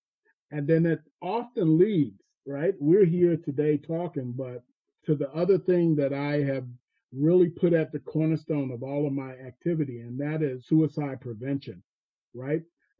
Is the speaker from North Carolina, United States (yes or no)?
yes; Fayetteville, North Carolina, United States; I grew up in Fayetteville, North Carolina, in a place called Cross Creek Court.